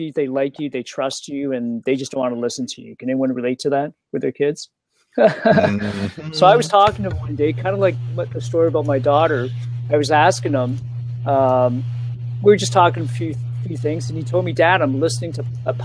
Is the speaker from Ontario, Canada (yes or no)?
yes; Toronto, Ontario, Canada; also born or lived in Hong Kong; I was born in Hong Kong, but moved here very young to Toronto.